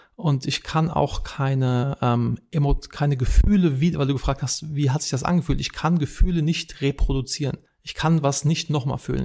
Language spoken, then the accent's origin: German; Wiesbaden, Hesse, Germany; moved away as an adult; now in United States; Ich bin ursprünglich aus Wiesbaden, bin aber schon seit 2009 nicht mehr in Deutschland.